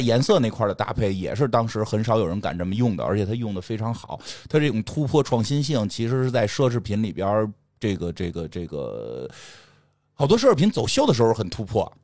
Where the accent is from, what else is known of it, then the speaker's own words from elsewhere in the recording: China; 我们中国人就是要喝热水